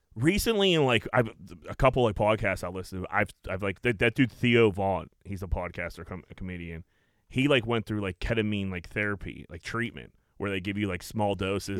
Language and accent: English; Greenfield, United States; I grew up on fucking Bigelow Street